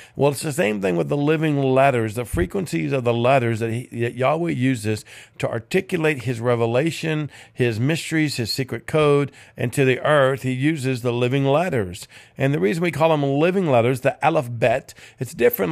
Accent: Cajun, Louisiana, United States; I'm Cajun

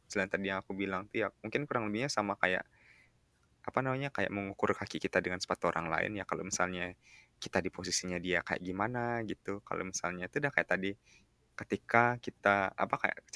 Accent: West Nusa Tenggara, Indonesia; kalau misalnya aku bayangin sama desaku yang di Lombok sih

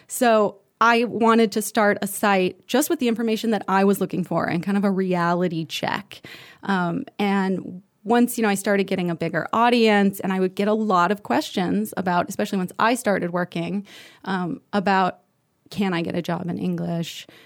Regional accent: United States; moved away as an adult; now in Paris, France

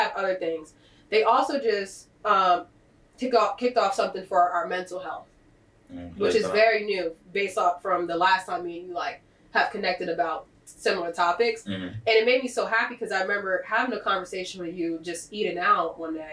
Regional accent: Delaware, United States; I'm from Delaware

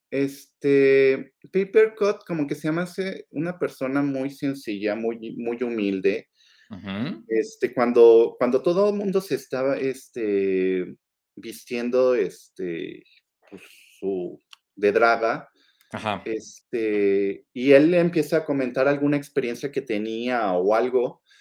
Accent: Mexico; siendo mexicano

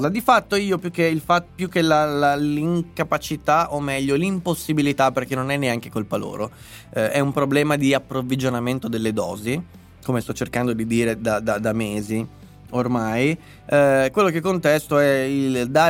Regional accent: Lombardy, Italy; born there; sono nato in Lombardia

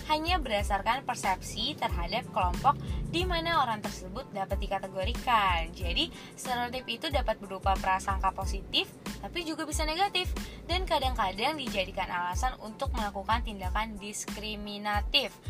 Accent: North Sumatra, Indonesia; Oh nih gue juga cantik kali Tapi gue orang Batak

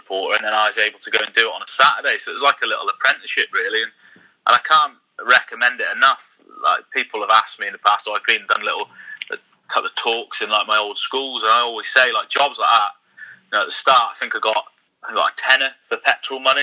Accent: Oswestry, West Midlands, United Kingdom; I grew up in Oswestry

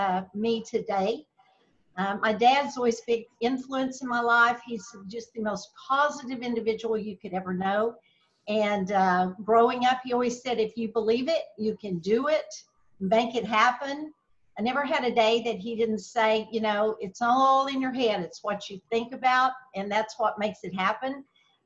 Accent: Slaton, Texas, United States; also born or lived in Lubbock, Texas; I grew up in West Texas, a very small town of about 6,000 people

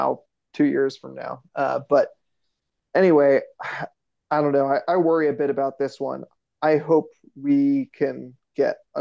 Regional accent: United States; as an American

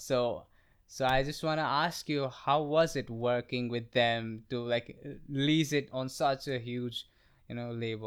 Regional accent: Guwahati, Assam, India; now in New Delhi, India; It's, it's the northeastern part of our country. It's, it's a very small town. It's called Guwahati

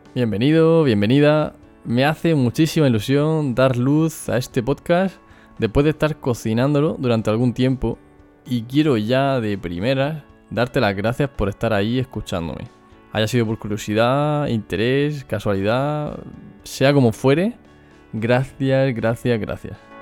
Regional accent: Murcia, Region of Murcia, Spain; accent: Murcian; soy de Murcia. Como seguramente no habrás podido comprobar, es mi acento.

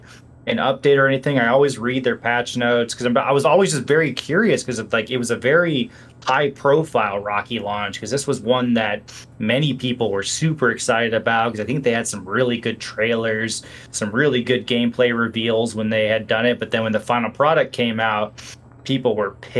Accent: Peoria, Illinois, United States; moved away; I went back to Peoria for the weekend last weekend, my hometown

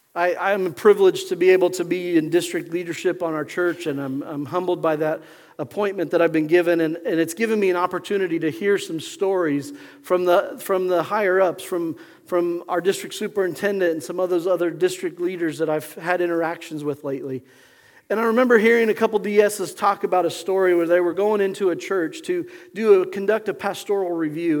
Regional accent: Pueblo, Colorado, United States; I remember growing up in Pueblo, Colorado.

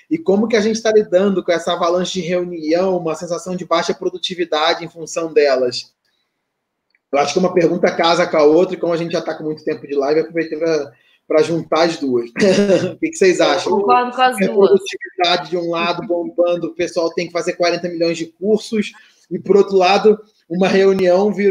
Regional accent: Rio de Janeiro, Brazil; É que nem eu, sou carioca e odeio praia.

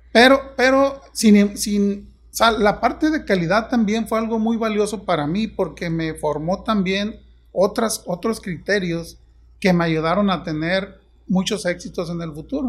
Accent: Juan José Ríos, Sinaloa, Mexico; moved away as an adult; now in Ciudad Obregón, Mexico; yo soy originario de Mochis, de un pueblo de cerca de Mochis. Juan José Río se llama el pueblo

